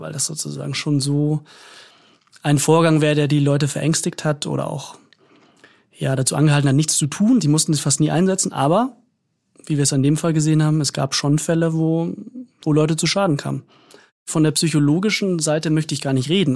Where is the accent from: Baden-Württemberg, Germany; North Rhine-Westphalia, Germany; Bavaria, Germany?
Bavaria, Germany; Munich; moved away; Ich stamme ja ursprünglich aus München